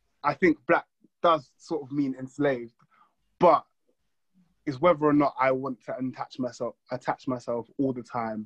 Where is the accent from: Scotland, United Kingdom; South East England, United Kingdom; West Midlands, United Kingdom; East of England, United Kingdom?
East of England, United Kingdom; WD postcode; also born or lived in London / West Africa (heritage); man grew up in the suburbs. Man's got a postcode of WD